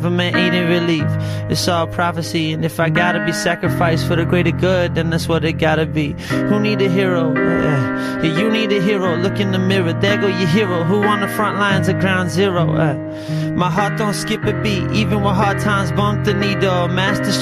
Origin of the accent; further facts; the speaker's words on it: Rockhampton, Queensland, Australia; I grew up in Rockhampton in a little family church there